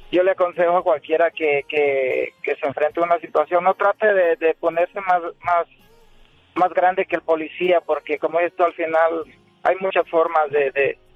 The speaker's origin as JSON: {"language": "Spanish", "country": "El Salvador", "said": "En El Salvador."}